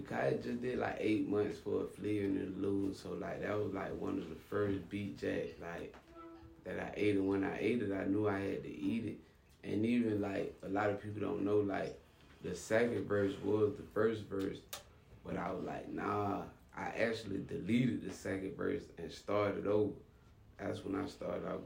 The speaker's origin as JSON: {"language": "English", "town": "Quincy", "region": "Florida", "country": "United States", "also_born_or_lived": "Tallahassee, Florida", "moved": "as an adult", "lives_now": "Miami, United States", "said": "I was from Quincy, Tallahassee, like 20 miles away"}